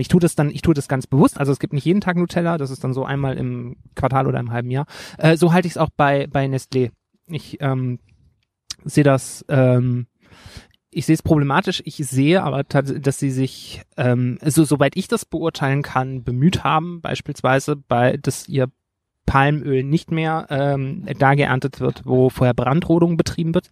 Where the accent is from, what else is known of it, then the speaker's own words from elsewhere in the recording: Rhineland, Germany; ich als Rheinländer